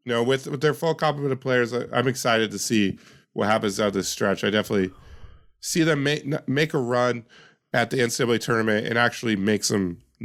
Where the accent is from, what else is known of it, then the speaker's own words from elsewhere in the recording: Yakima, Washington, United States; Shout out to my hometown of Yakima.